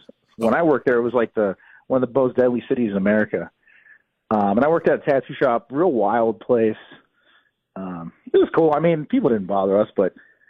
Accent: New Castle, Pennsylvania, United States; also born or lived in American Samoa / Youngstown, Ohio; I grew up in Newcastle, Pennsylvania, which is a half an hour from Youngstown.

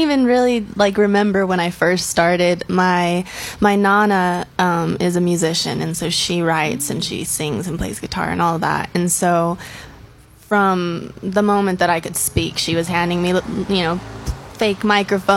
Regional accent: Ruidoso, New Mexico, United States; also born or lived in Las Cruces, New Mexico; I was born and raised in Ruidoso.

